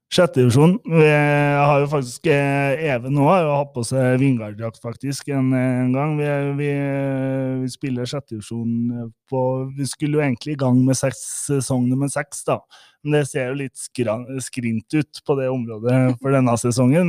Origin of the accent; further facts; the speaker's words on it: Midtre Gauldal, Trøndelag, Norway; now in Lillehammer, Norway; jeg bor jo på Lillehammer, men jeg utvandra fra Trøndelag. Fra Rognes i Midtre Gøydalen